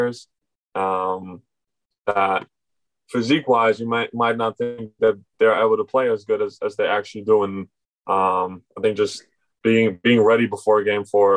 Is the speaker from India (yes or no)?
no; Germany; also born or lived in Berlin; now in Orlando, United States; growing up in Germany